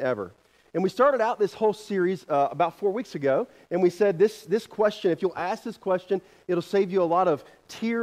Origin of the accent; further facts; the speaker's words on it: the Carolinas, United States; moved away as an adult; now in Kansas, United States; I'm from the Carolinas